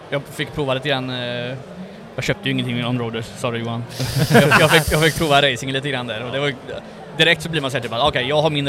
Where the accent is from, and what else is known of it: Sweden